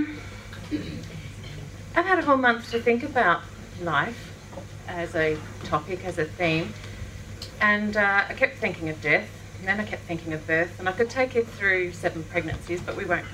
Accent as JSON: {"language": "English", "town": "Daylesford", "region": "Victoria", "country": "Australia", "tie": "born or raised there", "said": "So then I grew up in Daylesford and down at Shepherd's Flat"}